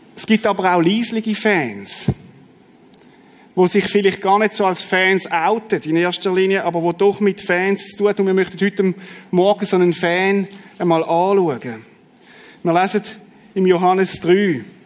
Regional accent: Schaffhausen, Switzerland; ich bin im Kanton Schaffhausen aufgewachsen

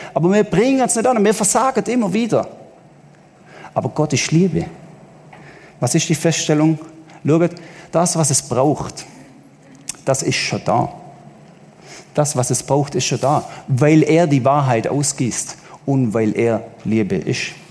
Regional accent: Southern Germany, Germany; als Süddeutscher

